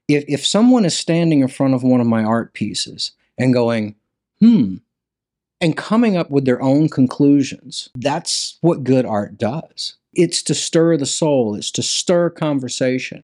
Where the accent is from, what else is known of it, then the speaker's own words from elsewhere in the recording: Hattiesburg, Mississippi, United States; also born or lived in Louisiana; now in Nashville, United States; I grew up in Hattiesburg, Mississippi. I was born in Louisiana, and we moved there when I was probably in kindergarten